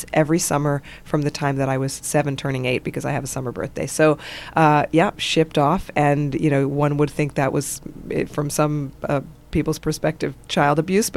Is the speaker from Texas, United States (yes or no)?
no; New York City, New York, United States; moved away as an adult; also born or lived in Los Angeles area, California; now in Los Angeles, United States; I was born and raised in Manhattan